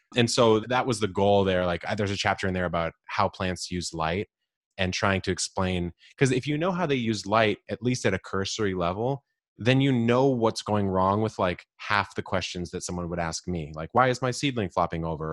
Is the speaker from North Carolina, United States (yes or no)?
no; San Diego, California, United States; I grew up in Southern California, s, here in San Diego